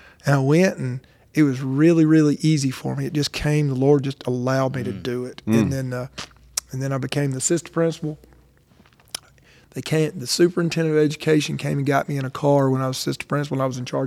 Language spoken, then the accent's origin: English; Birmingham, Alabama, United States; now in Madison, United States; I started in 1988. I was 24, and I'm from Birmingham